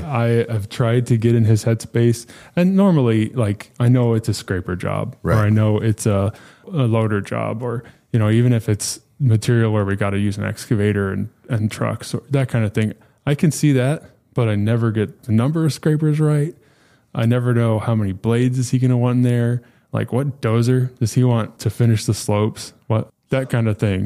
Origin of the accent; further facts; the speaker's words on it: New Mexico, United States; moved away as an adult; now in Dallas-Fort Worth, United States; I was born and raised in New Mexico.